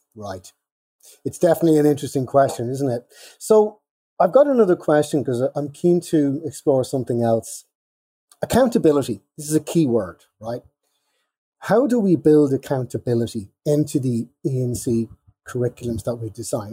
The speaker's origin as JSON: {"language": "English", "country": "Ireland", "said": "I am Irish."}